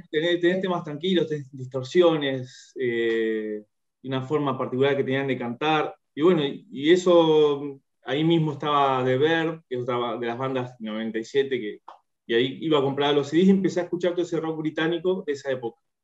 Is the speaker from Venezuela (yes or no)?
no; Bahía Blanca, Buenos Aires Province, Argentina; moved away as an adult; also born or lived in Sarmiento, Chubut; now in Neuquén, Argentina; estoy viviendo en Neuquén, en Neuquén Capital, soy de Bahía Blanca, pero ya hace, yo hace un tiempo largo, ya hace 15 años me fui de Bahía